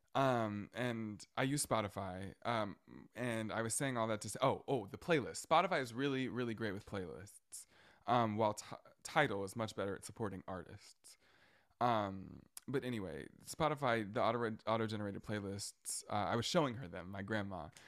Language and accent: English; Brunswick, Georgia, United States; also born or lived in Indiana; I always say my hometown, and I'm referencing, like, Brunswick and, uh, Saint Simon's Island. Um, but my home hometown, actually where I was born, is in Indiana